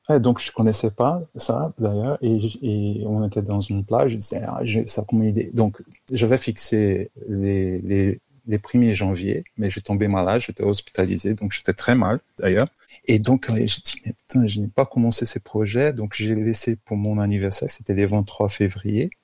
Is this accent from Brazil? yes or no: yes; Brazil; accent: Brazilian; French is a second language; also born or lived in São Paulo, Brazil; now in Paris, France; c'est pour ça mon accent, je suis brésilien